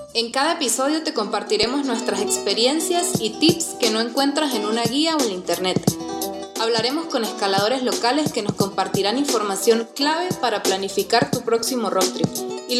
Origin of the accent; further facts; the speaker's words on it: Venezuela; moved away as an adult; now in Guatemala; yo soy venezolana pero llevo unos 8 años viviendo acá en Guatemala